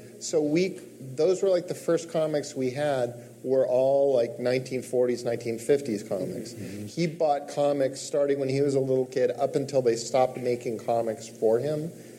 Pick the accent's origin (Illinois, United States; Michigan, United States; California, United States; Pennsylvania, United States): California, United States; Mendocino; Mendocino, California. Okay. So mostly, we moved around a lot.